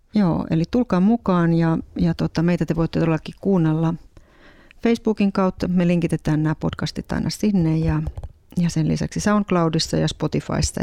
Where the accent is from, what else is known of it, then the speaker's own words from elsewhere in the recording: Ostrobothnia, Finland; now in Helsinki metropolitan area, Finland; jotka molemmat ollaan tuolta Pohjanmaalta kotoisin